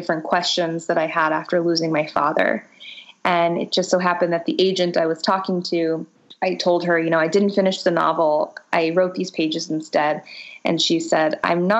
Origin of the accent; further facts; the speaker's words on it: Boca Raton, Florida, United States; my time growing up in Boca Raton, Florida